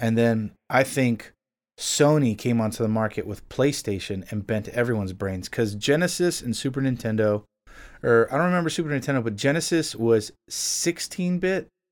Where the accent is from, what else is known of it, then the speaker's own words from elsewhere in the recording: Miami, Florida, United States; moved away as an adult; now in Nashville, United States; I'm originally from South Florida. I was born and raised in Miami, actual Miami